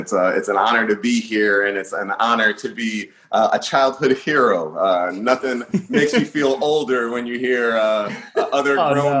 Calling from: Middletown, Delaware, United States; Yeah, Middletown, Delaware. It's a beautiful area. I feel like it's in the middle of everything.

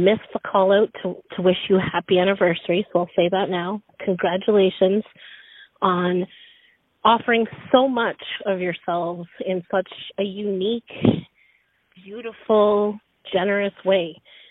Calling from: Pembroke, Ontario, Canada; I am calling from Pembroke, Ontario. I'm a member of the Anishinaabe Nation here, the Algonquins of Pequawkagon First Nation.

